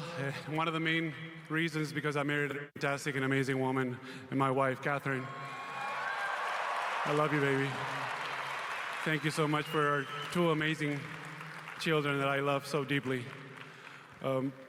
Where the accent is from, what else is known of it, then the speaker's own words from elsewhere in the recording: Spain; moved away as an adult; As a kid growing up in Spain